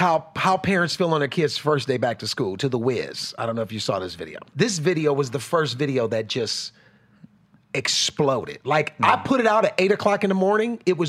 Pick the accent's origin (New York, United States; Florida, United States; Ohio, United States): Ohio, United States; Cleveland; born or raised there